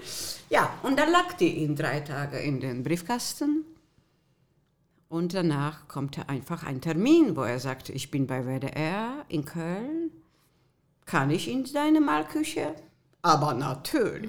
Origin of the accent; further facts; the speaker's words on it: Poland; German is a second language; also born or lived in Germany; now in Düsseldorf, Germany; sogenannte Spätaussiedler aus polnischem Land. Meine Wege waren in Breslau und in Gleiwitz